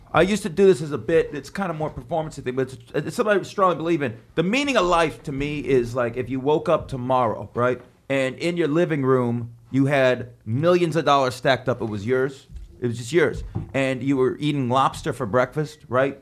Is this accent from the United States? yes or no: yes; Las Vegas, Nevada, United States; now in New York, United States; growing up in Vegas